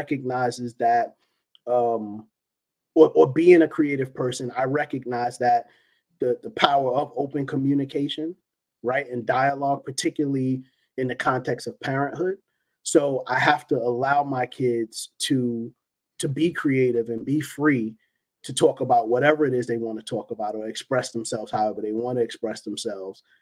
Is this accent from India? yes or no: no; New York City, New York, United States; East New York, where I grew up in Brooklyn